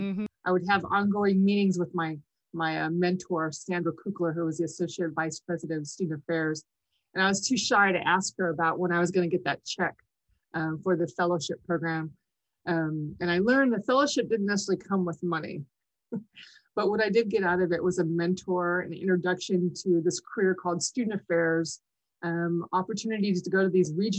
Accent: Imperial Valley, California, United States; my hometown, Imperial Valley College

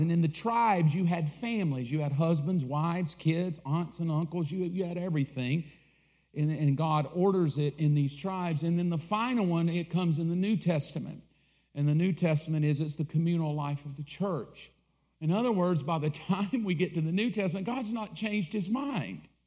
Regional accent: the South, United States; I grew up in the South.

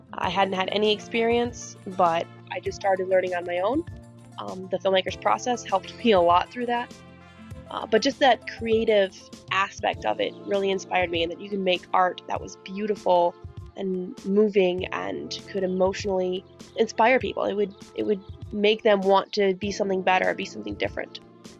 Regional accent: Winslow, Illinois, United States; I'm from Winslow, Illinois.

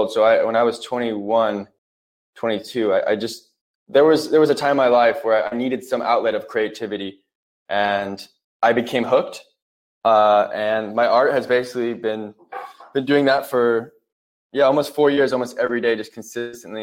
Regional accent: Huntington Beach, California, United States; I grew up, I'm from California. I grew up in Huntington Beach

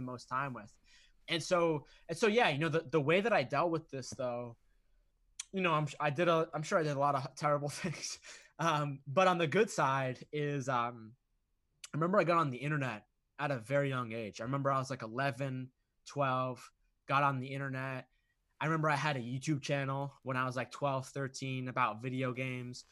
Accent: Boston, Massachusetts, United States; I grew up in Massachusetts, Boston

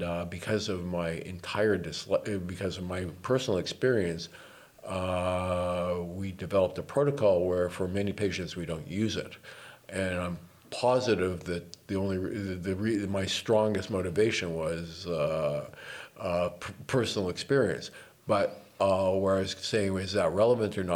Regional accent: Toronto, Ontario, Canada; moved away as an adult; now in Vancouver, Canada; I was born in 1953. And I grew up in Toronto, right smack dab in the middle of Toronto

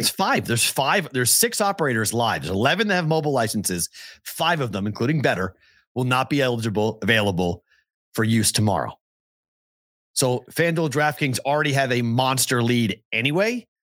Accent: Massachusetts, United States; moved away; my home state

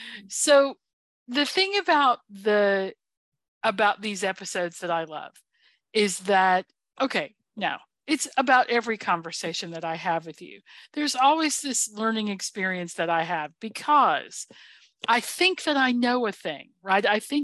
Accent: United States; I'm an American

